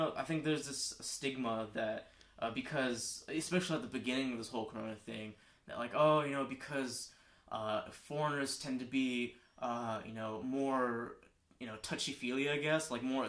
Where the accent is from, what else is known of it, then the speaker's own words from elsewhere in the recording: United States; moved away as an adult; now in Japan; being born and raised in America, especially as someone who's mixed